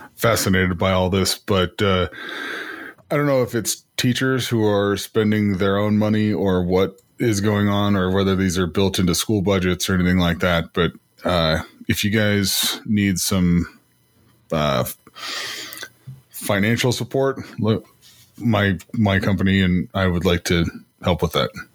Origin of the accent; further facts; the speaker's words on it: Iowa, United States; moved away; I'm from Iowa